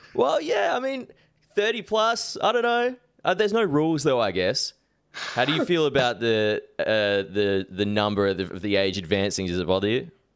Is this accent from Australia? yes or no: yes; Adelaide, South Australia, Australia; also born or lived in Sydney; now in Melbourne, Australia; I grew up in South Australia, and then when I first moved to Sydney